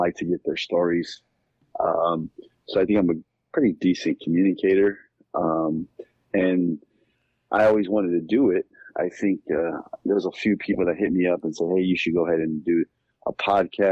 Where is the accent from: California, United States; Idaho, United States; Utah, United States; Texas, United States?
California, United States; Los Angeles; also born or lived in Inland Empire, California; I'm from California. I grew up in Southeast LA.